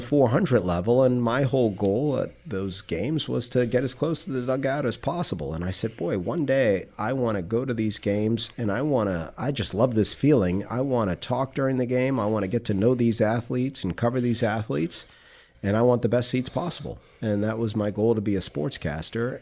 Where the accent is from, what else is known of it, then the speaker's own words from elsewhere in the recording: New York City, New York, United States; also born or lived in South Florida / Tallahassee, Florida / Jacksonville, Florida; now in Palm Beach County, United States; I grew up in Queens, New York in the seventies